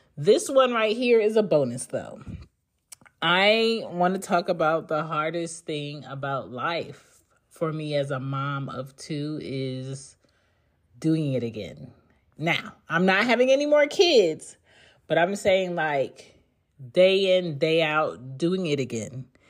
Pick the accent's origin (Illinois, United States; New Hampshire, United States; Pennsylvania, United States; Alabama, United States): Pennsylvania, United States; Philadelphia; moved away as an adult; also born or lived in New York / the South; I grew up in Philly